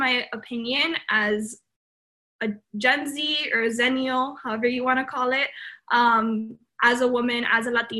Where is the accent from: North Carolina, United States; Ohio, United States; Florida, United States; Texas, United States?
Florida, United States; Miami; also born or lived in Colombia; I was born in Colombia. I moved to the U.S. when I was about, you know, young, 3 years old-ish. And really, I grew my life here in Miami